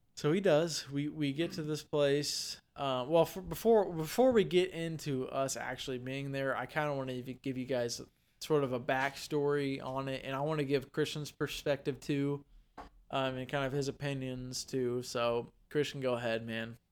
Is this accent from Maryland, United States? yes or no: no; Vandalia, Illinois, United States; we're originally from Vandalia, Illinois